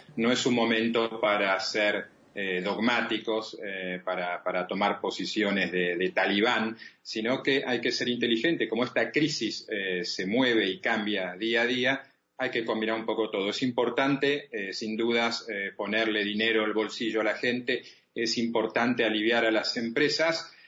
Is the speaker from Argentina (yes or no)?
yes; Argentina; en mi país, en la Argentina